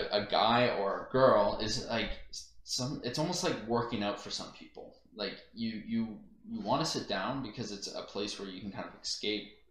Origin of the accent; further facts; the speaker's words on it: Canada; being a Canadian